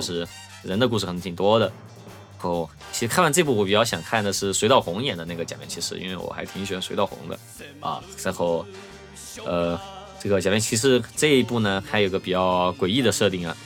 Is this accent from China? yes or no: yes; Chengdu, Sichuan, China; 作为一个成都人